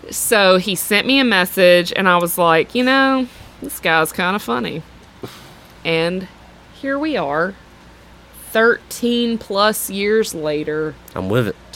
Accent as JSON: {"language": "English", "town": "Mobile", "region": "Alabama", "country": "United States", "said": "I'm from Mobile, Alabama."}